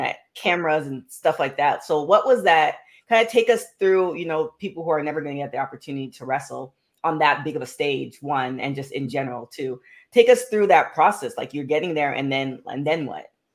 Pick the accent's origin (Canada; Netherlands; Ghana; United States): Canada; Toronto, Ontario; my hometown, the Six.